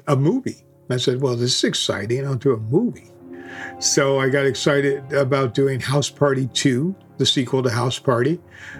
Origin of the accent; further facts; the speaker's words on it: Chicago, Illinois, United States; moved away; Angel Street in Chicago, my hometown